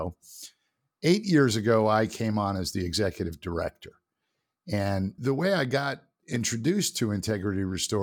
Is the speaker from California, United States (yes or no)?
no; New York City, New York, United States; moved away as an adult; now in Atlanta, United States; I'm originally from New York City